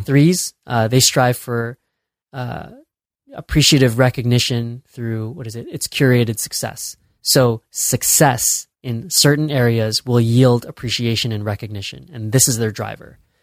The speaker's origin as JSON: {"language": "English", "town": "Chicago", "region": "Illinois", "country": "United States", "tie": "born or raised there", "moved": "as an adult", "lives_now": "San Francisco, United States", "said": "I'm born and raised in Chicago. I'm Chicago proud"}